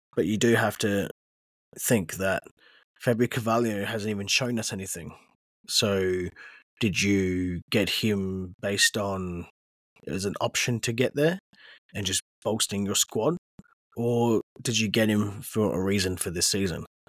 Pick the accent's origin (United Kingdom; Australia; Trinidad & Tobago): Australia; I am Australian